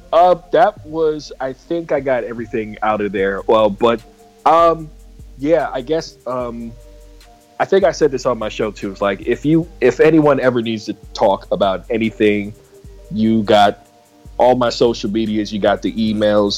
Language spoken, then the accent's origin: English; San Diego, California, United States; I'm from San Diego